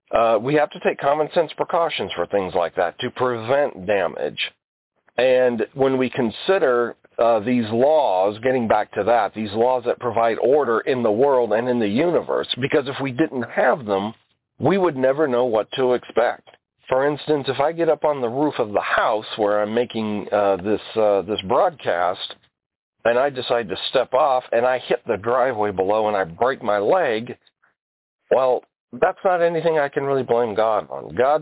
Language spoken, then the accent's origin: English; Alaska, United States; also born or lived in Alabama; Now, I was born in Alabama. Anybody who knows me knows that. But I grew up in Alaska. I was about 11 months old when my dad, the Air Force, shipped us off to Alaska